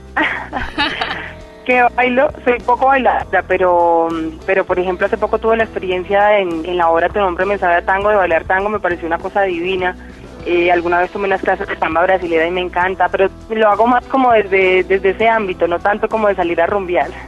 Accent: Quindío, Colombia; soy del Quindío

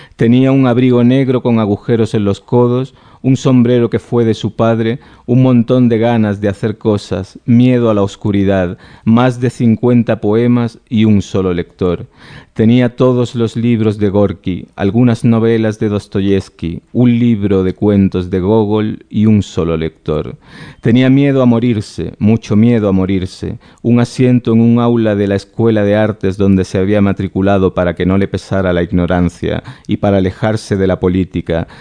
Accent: Andalusia, Spain; Yo no necesito hacer gala de nacionalismo andaluz de ningún tipo, pues porque lo llevo

